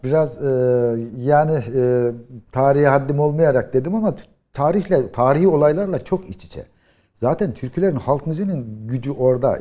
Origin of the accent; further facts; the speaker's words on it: Yozgat, Yozgat Province, Turkey; bir Yozgatlı olarak